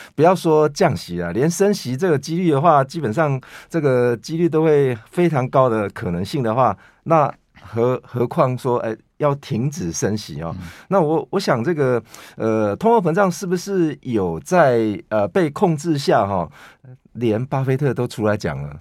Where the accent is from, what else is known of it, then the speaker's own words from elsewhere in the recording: Taiwan; 我们台湾人